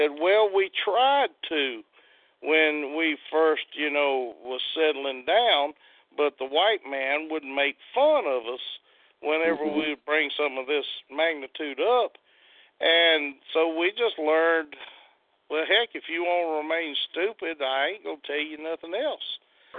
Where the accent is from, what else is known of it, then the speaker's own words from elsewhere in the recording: Mississippi, United States; I'm Choctaw from the Mississippi Choctaw.